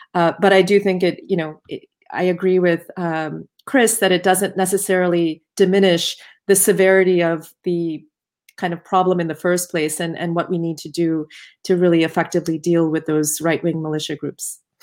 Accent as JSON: {"language": "English", "country": "United States"}